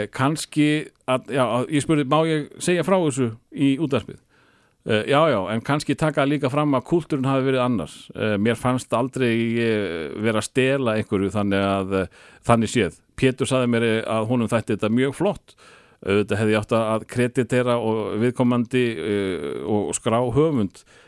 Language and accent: Icelandic; Njarðvík, Southern Peninsula, Iceland; þegar ég var krakki í Njarvík